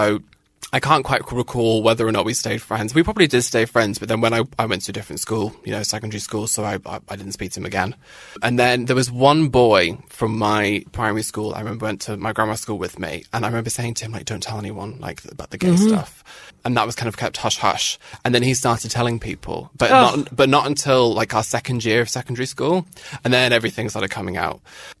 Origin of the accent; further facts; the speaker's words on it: Northern Ireland, United Kingdom; accent: British; growing up in Northern Ireland with a British accent, with army family, and being quite camp.